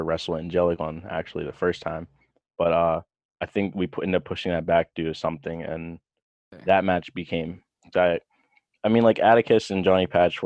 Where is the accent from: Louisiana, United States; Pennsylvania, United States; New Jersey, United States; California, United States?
Pennsylvania, United States; Pittsburgh; I'm from Pittsburgh